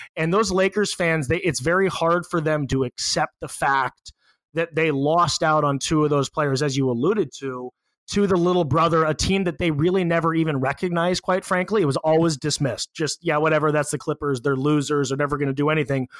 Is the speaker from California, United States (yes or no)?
yes; Los Angeles, California, United States; I'm from Los Angeles